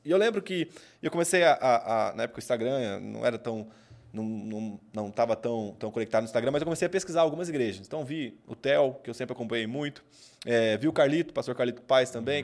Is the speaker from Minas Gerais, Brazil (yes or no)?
yes; Cambuí, Minas Gerais, Brazil; moved away as an adult; Cambuí, Cambuí, Minas Gerais, Cambuí, Minas Gerais, minha cidade natal